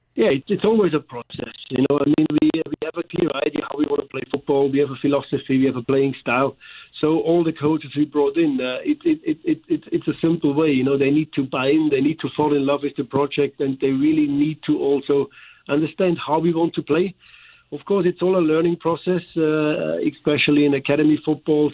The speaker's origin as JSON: {"language": "English", "country": "Germany", "accent": "German", "moved": "yes", "lives_now": "St. Louis, United States", "said": "here with my German accent"}